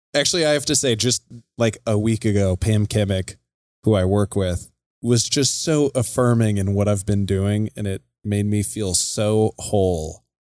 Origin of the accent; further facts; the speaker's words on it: Casper, Wyoming, United States; moved away as an adult; also born or lived in Colorado; now in Billings, United States; I'm born and raised in Casper, Wyoming, which is right smack dab in the middle of the state